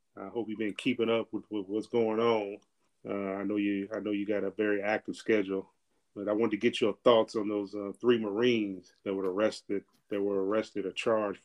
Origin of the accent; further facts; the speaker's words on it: Birmingham, Alabama, United States; I am the Norwood disciple … originally from Birmingham, Alabama, Norwood, North 31st Street